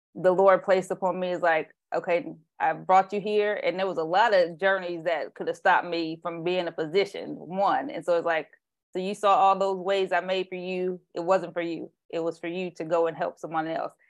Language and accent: English; Indiana, United States; also born or lived in Tennessee; now in California, United States; I'm from Indiana